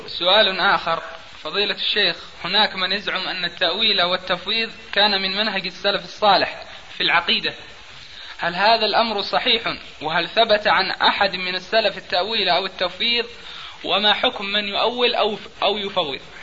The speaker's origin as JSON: {"language": "Arabic", "region": "Aden", "country": "Yemen", "said": "عندنا في عدن"}